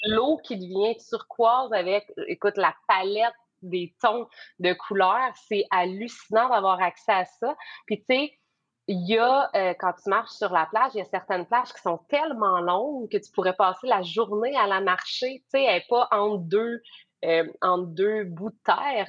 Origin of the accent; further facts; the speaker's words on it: Bas-Saint-Laurent, Quebec, Canada; now in Magdalen Islands, Canada; je suis originaire de la BTB